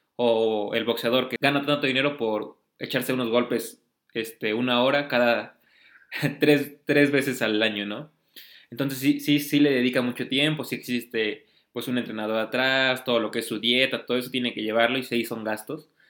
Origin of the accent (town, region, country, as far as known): Mexico